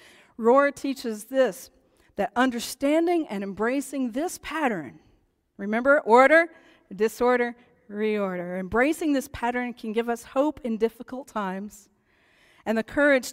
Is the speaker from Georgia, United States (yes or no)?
no; East Tennessee, United States; Growing up in East Tennessee